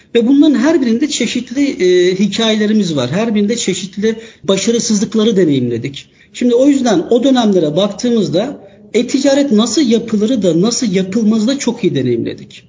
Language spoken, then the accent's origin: Turkish; Istanbul, Turkey; 1980 İstanbul doğumluyum.